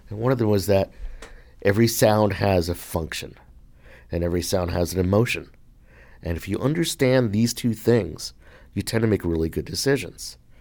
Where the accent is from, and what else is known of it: Hartsdale, New York, United States; born or raised there; moved away